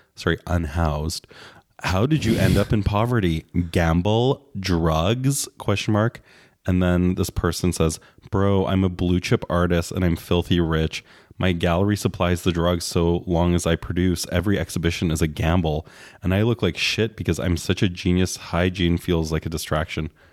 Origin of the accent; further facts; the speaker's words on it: Canada; as a Canadian